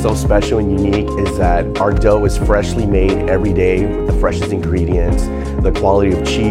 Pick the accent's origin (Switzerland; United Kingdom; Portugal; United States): United States; Alamo, Texas; I'm originally from Alamo, Texas